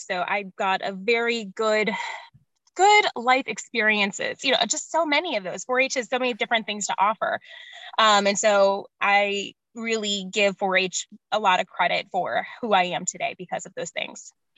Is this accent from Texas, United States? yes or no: no; Ohio, United States; Born and raised in Ohio.